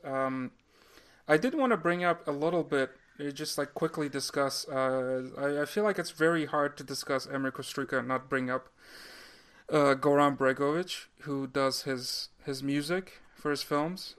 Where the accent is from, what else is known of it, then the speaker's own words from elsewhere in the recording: Turkey; moved away; when I was growing up in Turkey